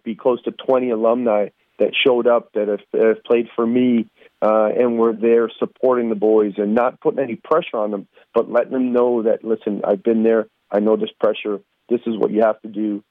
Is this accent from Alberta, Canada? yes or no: no; Toronto, Ontario, Canada; moved away; I grew up in Toronto and represent Canada in the youth level